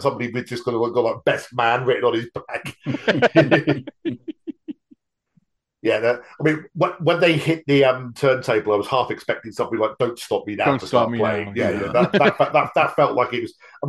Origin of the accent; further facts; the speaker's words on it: United Kingdom; But yeah, once again, being the Brit amongst us, all of that bit in the bowling alley felt very realistic for sort of like a crappy little bowling alley in the middle of nowhere.